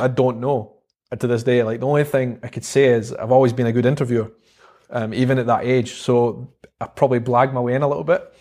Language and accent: English; Edinburgh, Scotland, United Kingdom; accent: Scottish; also born or lived in South Africa / London; life in Edinburgh, and it was just a, a great place to grow up.